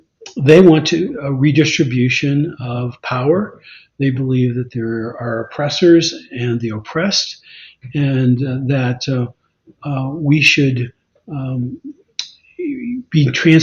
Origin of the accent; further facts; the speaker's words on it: Arkansas, United States; moved away; also born or lived in Washington State; I was born in Arkansas. I identify with, you know, with Arkansas. I lived about 30 years in Washington State.